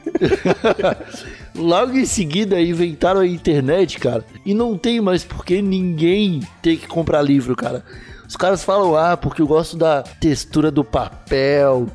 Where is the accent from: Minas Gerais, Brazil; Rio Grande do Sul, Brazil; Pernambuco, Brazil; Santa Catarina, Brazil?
Santa Catarina, Brazil; Palhoça; moved away as an adult; also born or lived in Santo André / Osasco; now in Lisbon, Portugal; eu saí de Palhoça para São Paulo quando eu tinha 19 anos